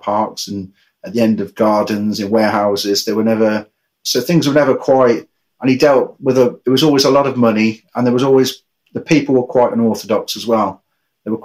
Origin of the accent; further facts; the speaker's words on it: Coventry, West Midlands, United Kingdom; I was raised in Coventry with my brother and sister